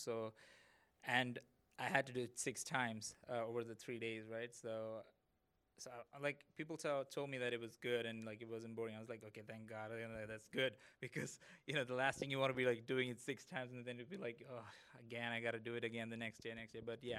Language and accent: English; Saudi Arabia; I grew up in Saudi Arabia. So my childhood, my friends and everything was like already international.